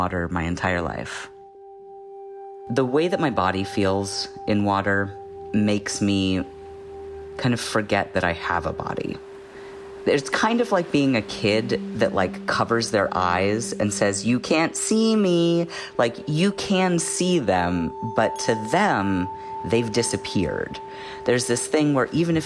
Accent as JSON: {"language": "English", "region": "Hawaii", "country": "United States", "tie": "born or raised there", "said": "Growing up in Hawaii"}